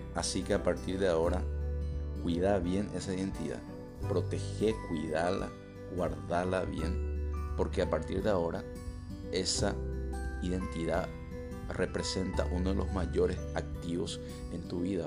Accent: Paraguay; Yo, por ejemplo, soy paraguayo. Entonces mi identidad me permite, me permite tener la ciudadanía paraguaya

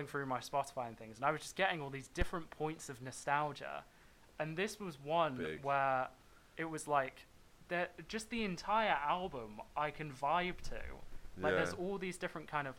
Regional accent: Worcester, West Midlands, United Kingdom; my hometown

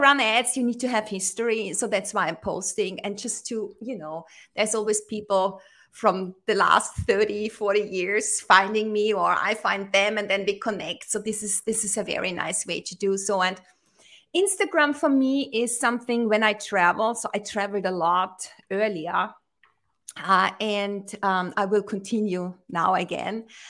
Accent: Austria; I am in Austria. I'm originally from Austria

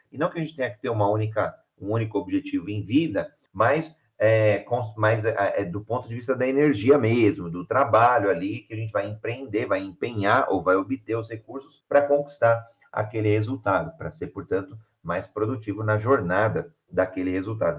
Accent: Brazil; Sou brasileiro

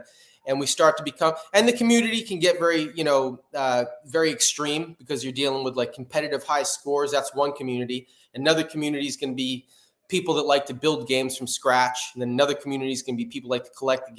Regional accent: New Jersey, United States; moved away as an adult; now in California, United States; I'm a rapper from New Jersey.

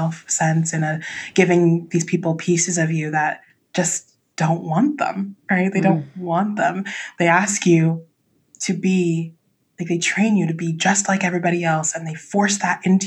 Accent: Southern Orange County, California, United States; I was raised in Southern Orange County

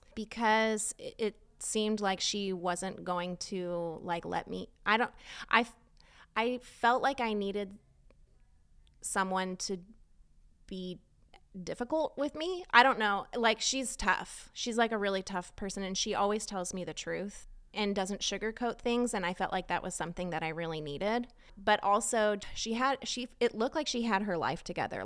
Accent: Southern California, United States; moved away as an adult; now in Texas, United States; I grew up in California, um, in Southern California

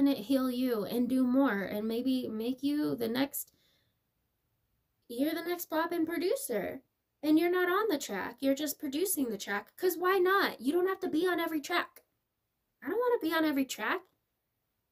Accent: United States; I'm as American as America's gonna be

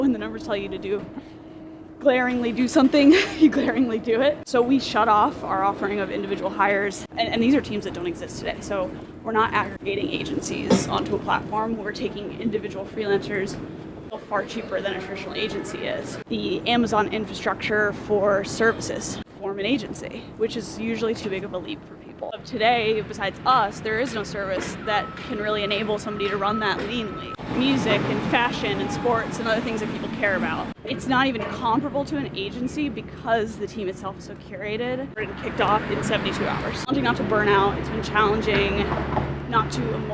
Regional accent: Syracuse, New York, United States; I'm from Syracuse, New York

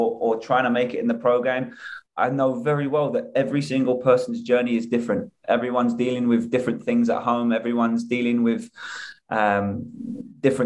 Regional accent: England, United Kingdom; moved away as an adult; now in United States; I moved from England at 23

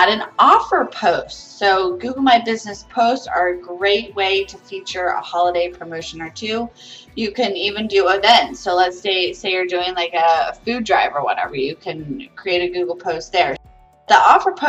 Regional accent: Ohio, United States; now in Florida, United States; Growing up in Ohio

